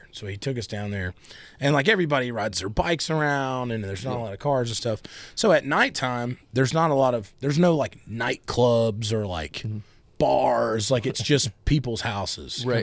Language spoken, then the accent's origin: English; South Carolina, United States; I'm from South Carolina.